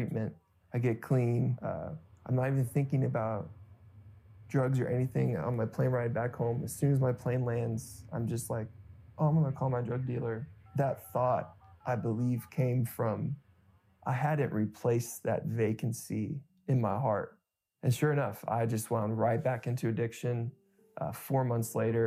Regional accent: Springfield, Ohio, United States; I grew up in Springfield, Ohio

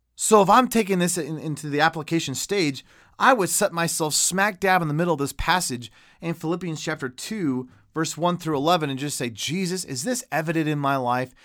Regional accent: United States; an American Christian

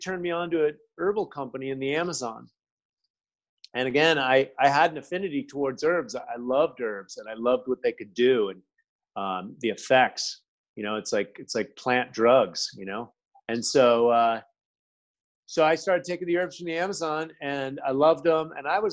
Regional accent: United States; also born or lived in Milan; I'm an American. That's kind of the way I grew up

